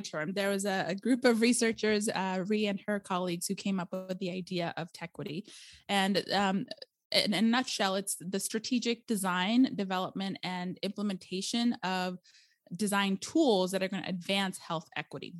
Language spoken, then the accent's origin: English; Arizona, United States; accent: valley girl; moved away as an adult; also born or lived in India / California; now in Portland, Oregon, United States; I was raised in Arizona